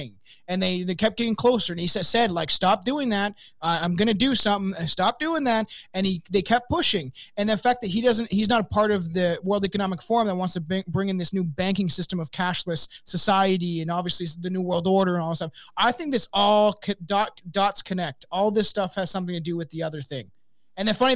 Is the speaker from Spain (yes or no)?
no; Canada; I'm from Canada